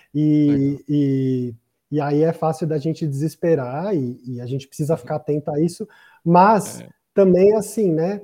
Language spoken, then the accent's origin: Portuguese; Brazil; Eu sou brasileiro.